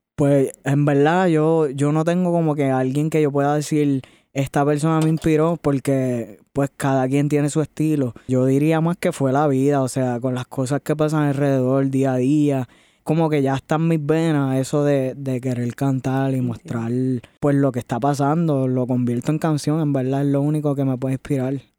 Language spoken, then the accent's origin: Spanish; Añasco, Puerto Rico; also born or lived in Mayagüez, Puerto Rico; Yo soy de Puerto Rico, del área oeste. De, nací en Mayagüez, me crié en Añasco